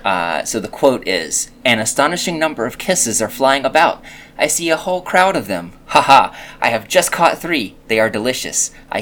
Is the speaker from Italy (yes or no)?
no; Canada; I'm Canadian, and she's English, and those are like two combinations of nice people